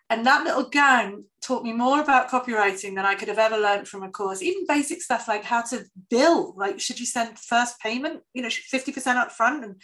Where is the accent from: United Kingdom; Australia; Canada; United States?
United Kingdom; England; but obviously I'm English, I don't know who any of them are